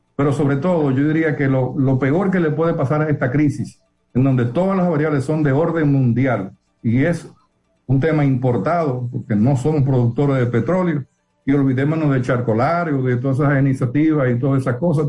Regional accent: Dominican Republic; como dominicanos

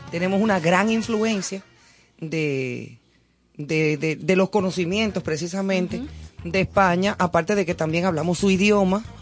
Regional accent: Dominican Republic; also born or lived in Spain; de ser dominicana porque realmente yo soy dominicana.

